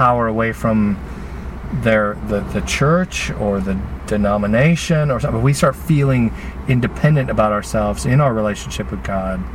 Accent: United States; I grew up here in the United States

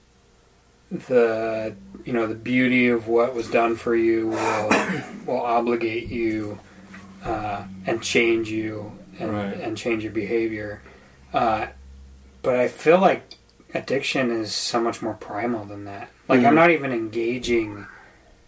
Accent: United States; as American, you know, like that's just our culture

